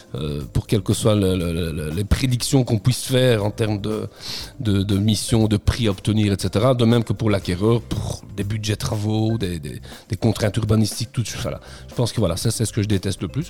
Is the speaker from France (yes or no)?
no; Namur, Wallonia, Belgium; je suis namurois et, j'habite la région namuroise, j'habite Namur, donc je suis du coin